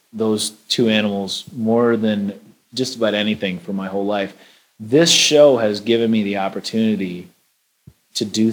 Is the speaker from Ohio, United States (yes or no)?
no; Minnesota, United States; growing up in Minnesota and just being a lifelong outdoor enthusiast